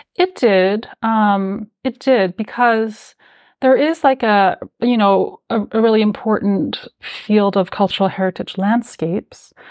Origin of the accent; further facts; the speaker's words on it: Calgary, Alberta, Canada; also born or lived in New York; now in Toronto, Canada; I grew up in Calgary, Alberta